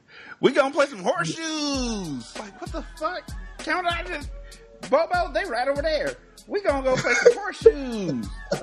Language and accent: English; West Coast, United States; I'm from the West Coast, dude.